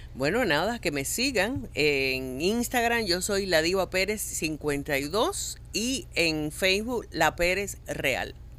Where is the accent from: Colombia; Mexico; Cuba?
Cuba; now in Miami, United States; Los únicos que somos cubanos, cubanos, somos Héctor, eh, Ariel y yo